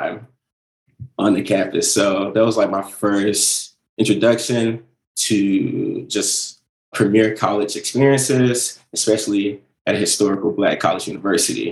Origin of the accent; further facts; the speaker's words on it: Mississippi, United States; moved away as an adult; I'm from Mississippi